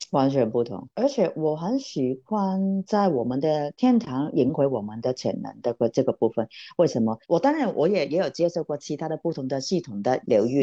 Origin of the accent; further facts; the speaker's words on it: Hong Kong; 我是来自香港的